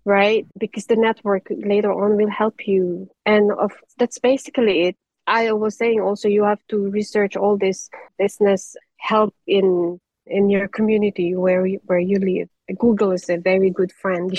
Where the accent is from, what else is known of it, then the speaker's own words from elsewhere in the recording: Philippines; moved away as an adult; now in Denmark; us being Filipino